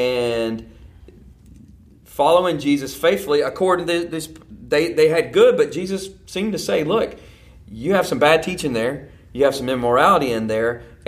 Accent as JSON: {"language": "English", "region": "the South", "country": "United States", "said": "I came from the South, so everybody in the South is a Christian."}